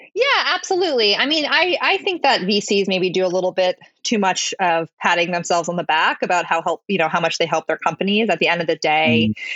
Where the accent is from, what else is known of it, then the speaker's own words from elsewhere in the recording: Connecticut, United States; moved away as an adult; also born or lived in Saratoga Springs, New York; now in New York City, United States; I grew up in Connecticut um, in a town that was about an hour outside of New York City, very suburban um, childhood